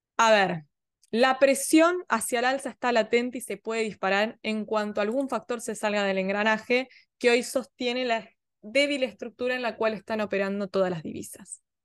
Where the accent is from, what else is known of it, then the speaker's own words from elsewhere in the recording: Argentina; somos nosotros, somos Argentina